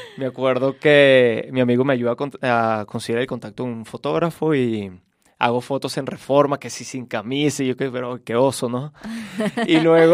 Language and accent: Spanish; Caracas, Capital District, Venezuela; moved away as an adult; also born or lived in Charlotte, North Carolina, United States; Soy de Venezuela, de Caracas. Me fui hace 10 años de mi país, tenía 18.